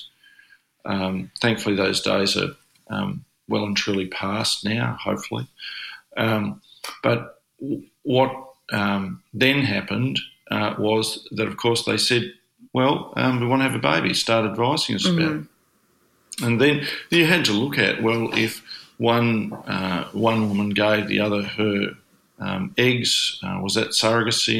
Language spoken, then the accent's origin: English; Australia; accent: broad Australian; I'm not an American. I'm this Aussie with a very broad accent, living on the other side of the world